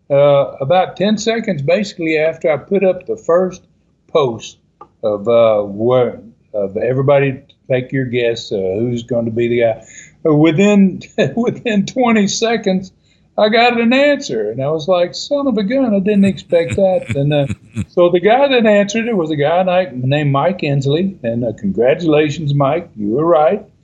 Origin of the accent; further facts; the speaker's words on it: Canada; you know, being a Canadian up there, uh, uh, I can I can understand you asking that.